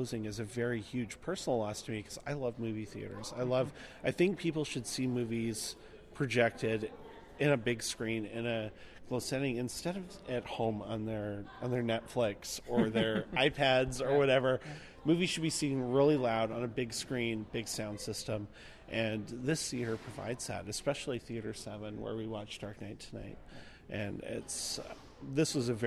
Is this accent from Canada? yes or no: yes; Victoria, British Columbia, Canada; I'm from Victoria, actually. So I frequent a lot of theaters in Victoria